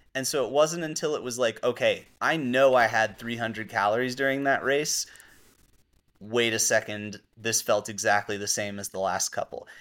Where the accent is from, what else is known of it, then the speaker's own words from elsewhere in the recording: Mamaroneck, New York, United States; I grew up in Mamaroneck